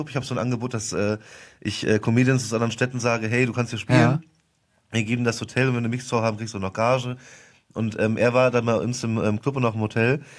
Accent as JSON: {"language": "German", "region": "Westerwald", "country": "Germany", "tie": "born or raised there", "said": "ich musste mittendrin mal umziehen in ein anderes Dorf und äh, obwohl das nur acht Kilometer von meinem Heimatdorf damals war, war das schon so, ich bin, ich bin Außerirdischer"}